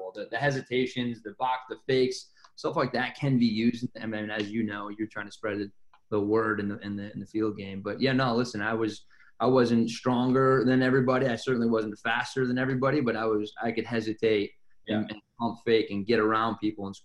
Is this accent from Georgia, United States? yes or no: no; Penn Yan, New York, United States; growing up in Penn Yan